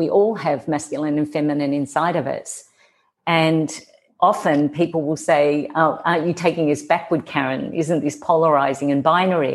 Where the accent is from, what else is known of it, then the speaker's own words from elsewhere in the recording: Australia; accent: Australian; moved away; you can hear my accent, I'm Australian